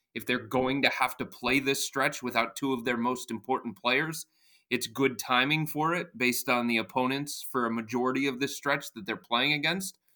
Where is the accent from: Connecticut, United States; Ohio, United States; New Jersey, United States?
Ohio, United States; Cleveland; I've lived here my entire life, born and raised, spent every moment of my life here in the city